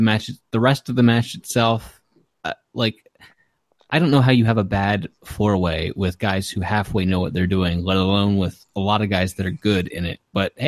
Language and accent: English; Maryland, United States; I'm from Maryland too